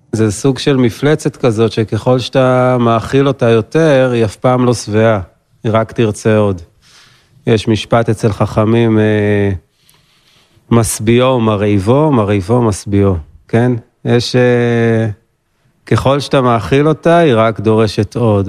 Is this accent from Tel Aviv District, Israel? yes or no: yes; Ramat Gan, Tel Aviv District, Israel; moved away as an adult; now in Golan Heights; נולדתי ברמת גן, 37 עוד מעט, בגולן 12 שנים.